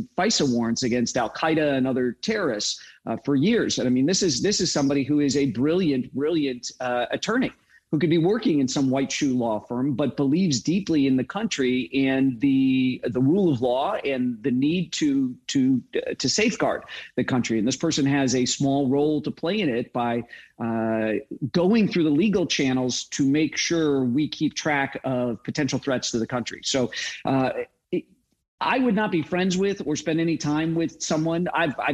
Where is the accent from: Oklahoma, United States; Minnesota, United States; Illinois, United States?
Illinois, United States; Chicago; moved away; also born or lived in Utah; I grew up in Chicago